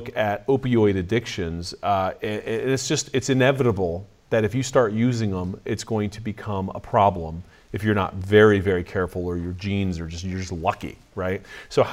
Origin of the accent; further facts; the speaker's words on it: California, United States; I'm from California.